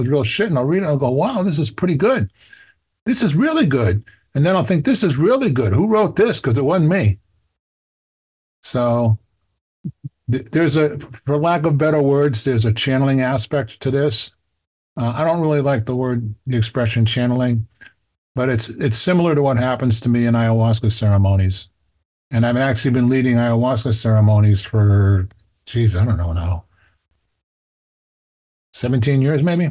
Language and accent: English; Boston, Massachusetts, United States; I grew up in Dorchester in Boston, Boston's biggest neighborhood